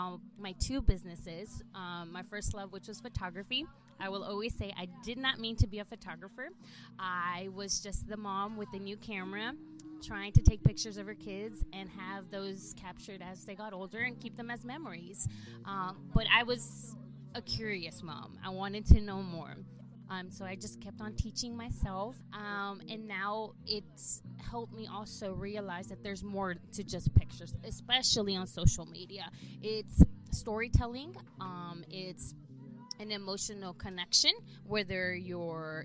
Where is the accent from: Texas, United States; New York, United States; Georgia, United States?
Texas, United States; South; first language English; moved away as an adult; also born or lived in El Salvador / Washington, D.C. metro area / Virginia; now in Dallas-Fort Worth, United States; I grew up in South Texas. I am first-generation Latina, so I was born in El Salvador